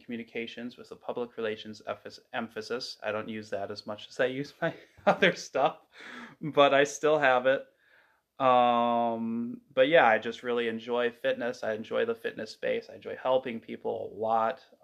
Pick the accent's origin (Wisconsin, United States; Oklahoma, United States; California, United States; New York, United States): Wisconsin, United States; Stanley; I am from Stanley, Wisconsin, just kind of the middle of nowhere, kind of by Eau Claire.